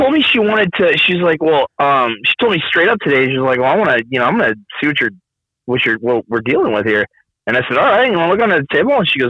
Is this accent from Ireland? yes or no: yes; Ireland; I'm not a hairy guy. I'm Irish. I'm not a hairy guy.